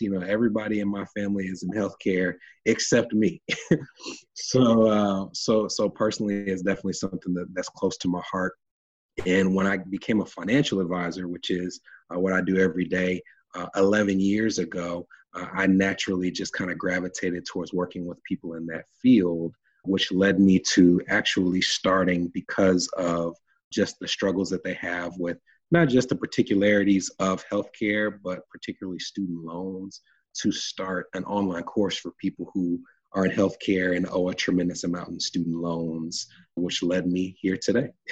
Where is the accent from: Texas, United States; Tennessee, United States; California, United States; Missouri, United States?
Tennessee, United States; Nashville; I was uh, born and raised in Nashville, Tennessee